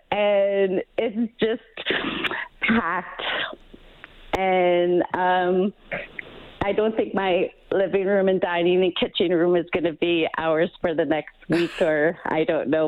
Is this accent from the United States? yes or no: no; Fort Good Hope, Northwest Territories, Canada; I am from Fort Good Hope, Northwest Territories